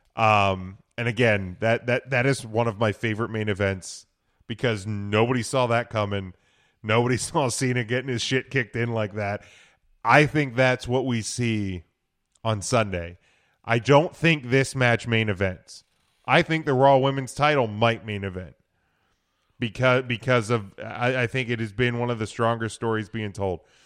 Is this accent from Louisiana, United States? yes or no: no; Pennsylvania, United States; us Pennsylvania people